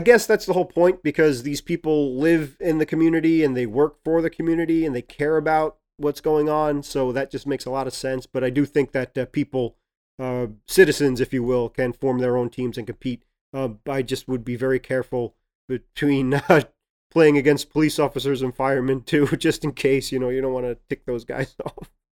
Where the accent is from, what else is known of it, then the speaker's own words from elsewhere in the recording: New York City, New York, United States; accent: Brooklyn; It's my Brooklyn accent.